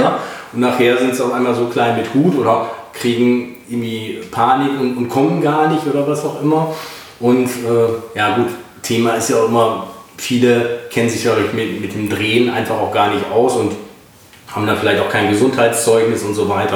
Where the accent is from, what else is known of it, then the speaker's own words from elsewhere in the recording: North Rhine-Westphalia, Germany; ich komme ja auch aus Nordrhein-Westfalen